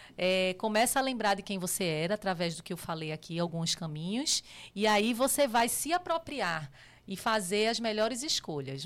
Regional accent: Recife, Pernambuco, Brazil; moved away as an adult; now in São Paulo, Brazil; eu sou pernambucana, né? É, nasci em Recife e minha história praticamente foi toda lá.

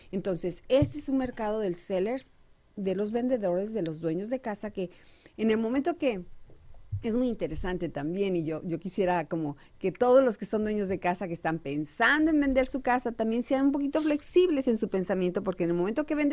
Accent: Mexico; now in United States; información oportuna para todos los que somos nuevos aquí en Estados Unidos. Sí, también porque eso también eh, venimos de México con esa inquietud de llegar y comprar casa

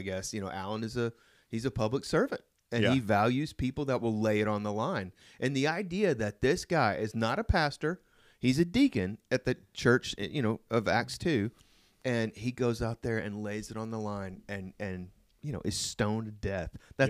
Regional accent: Oklahoma, United States; Yeah, I'm from Oklahoma.

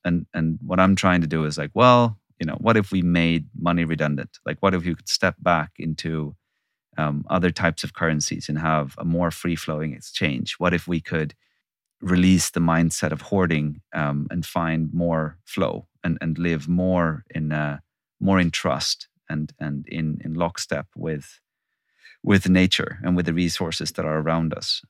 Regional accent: Sweden; I'm born and raised in Sweden.

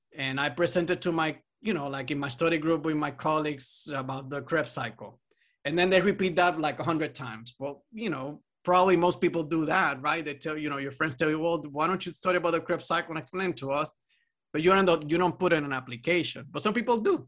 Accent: Puerto Rico; I'm from Puerto Rico

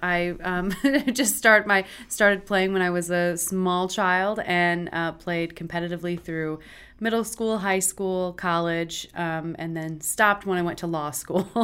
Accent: Luther, Michigan, United States; moved away as an adult; also born or lived in Charlotte, North Carolina; I'm sh, from a little town called Luther, up closer to Traverse City than Grand Rapids, but I'm from West Michigan.

